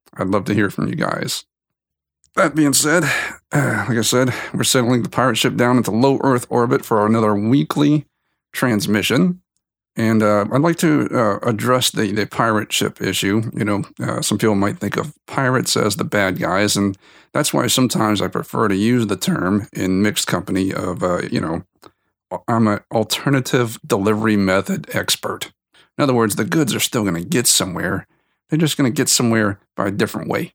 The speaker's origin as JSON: {"language": "English", "region": "South Louisiana", "country": "United States", "moved": "yes", "said": "I came from South Louisiana, not too far from New Orleans"}